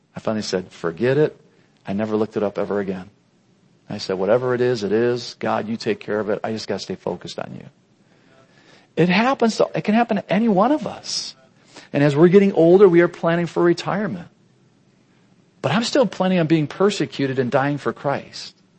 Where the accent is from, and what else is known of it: United States